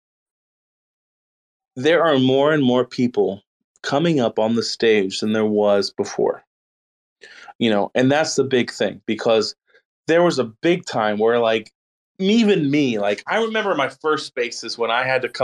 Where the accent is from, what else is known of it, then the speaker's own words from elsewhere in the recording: Austin, Texas, United States; Austin, that's my hometown